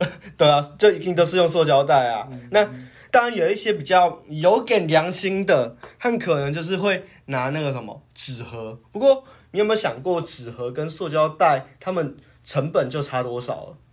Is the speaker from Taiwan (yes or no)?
yes; Taiwan; 我们台湾人